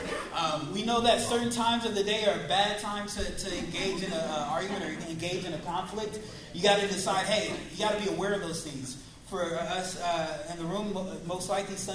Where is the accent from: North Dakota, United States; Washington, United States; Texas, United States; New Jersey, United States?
Washington, United States; Seattle; we are from Seattle